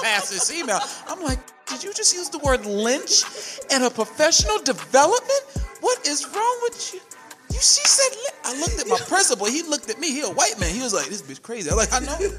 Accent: New York City, New York, United States; I'm born and raised in the Bronx, New York

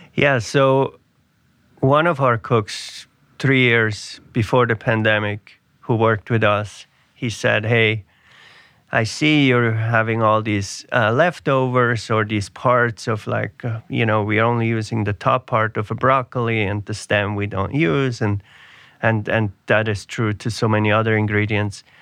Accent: Switzerland; now in New York City, United States; I grew up in Switzerland

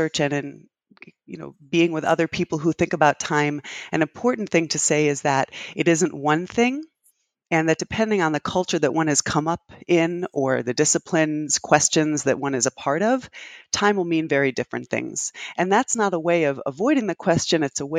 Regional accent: New Haven, Connecticut, United States; also born or lived in London, England; now in Boston, United States; I grew up in New Haven, Connecticut, and in London, England.

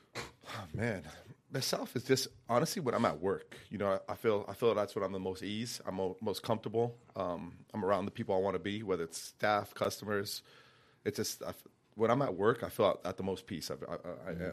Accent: Santa Fe, New Mexico, United States; moved away; I was born and raised in Santa Fe, New Mexico

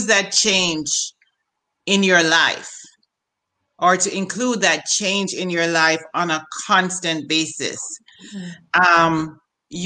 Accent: Jamaica; now in Maryland, United States; I am a Jamaican.

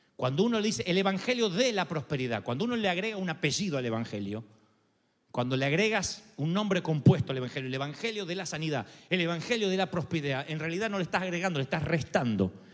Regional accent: Argentina; soy argentino

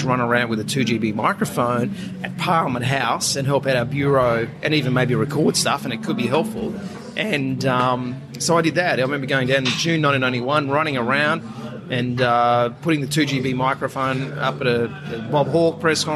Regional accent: Central Coast, New South Wales, Australia; also born or lived in Sydney / Queensland; on the Central Coast, back in my hometown.

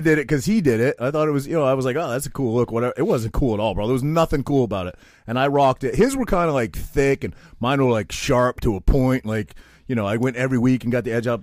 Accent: Maine, United States; I'm this kid from Maine

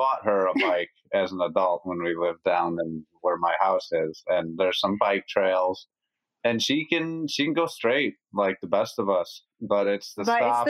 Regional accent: La Grange, Illinois, United States; I was born in LaGrange, Illinois, and I didn't really travel too much far outside of the area I was born

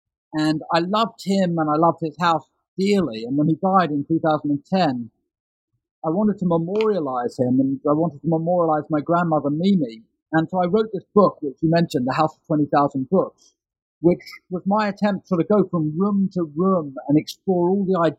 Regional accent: London, United Kingdom; I grew up in London in the 1970s and 1980s

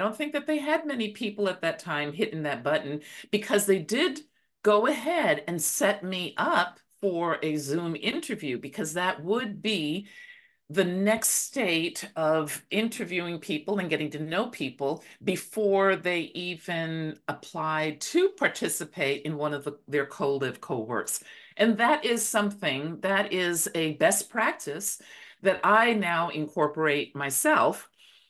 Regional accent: Belize; now in Dallas, United States; I'm originally from Belize, by the way. That's where I really call my home.

